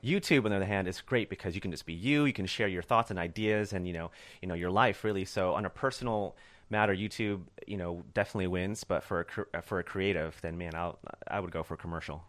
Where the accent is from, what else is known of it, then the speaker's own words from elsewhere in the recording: Corona, California, United States; also born or lived in Chicago / Orange County; grew up in a small town, uh, uh, east of L A called Corona